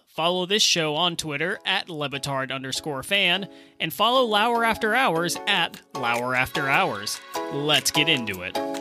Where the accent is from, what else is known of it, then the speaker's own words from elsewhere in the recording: United States; as an American